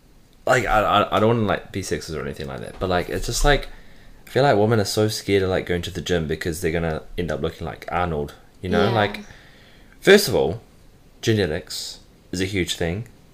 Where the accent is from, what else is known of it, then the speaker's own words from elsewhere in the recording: New Zealand; now in United States; proud to be a New Zealander.